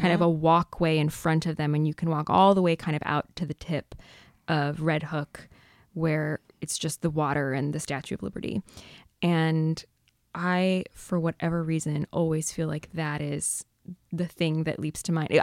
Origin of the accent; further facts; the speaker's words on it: north of San Diego, California, United States; I grew up in San Diego in a sort of surf hamlet north of San Diego